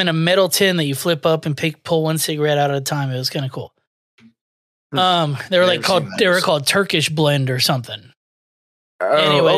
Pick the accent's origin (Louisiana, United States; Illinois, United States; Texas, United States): Texas, United States; Houston; I'm from Houston